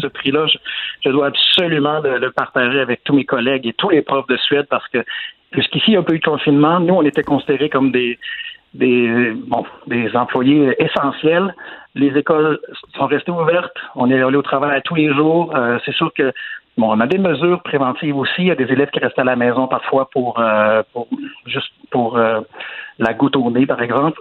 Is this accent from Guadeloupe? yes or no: no; Quebec, Canada; moved away as an adult; now in Sweden; ça fait trop longtemps que je suis parti du Québec